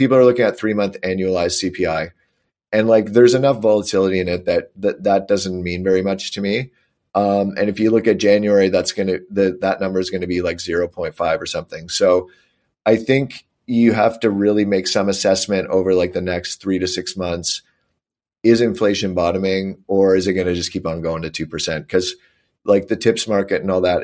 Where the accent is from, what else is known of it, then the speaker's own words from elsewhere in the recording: Canada; I'm Canadian